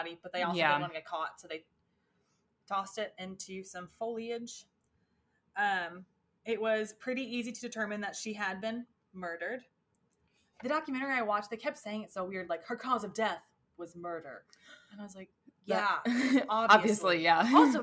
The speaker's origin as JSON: {"language": "English", "country": "United States", "said": "I'm personally from Traintown, USA"}